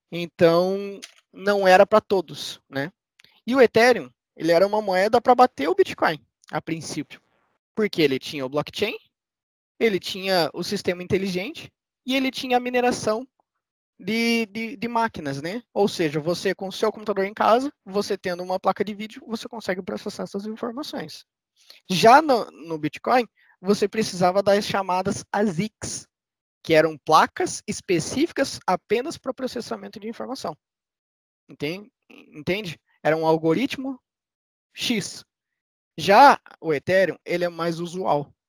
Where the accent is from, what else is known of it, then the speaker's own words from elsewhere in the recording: Curitiba, Paraná, Brazil; Eu que sou de Curitiba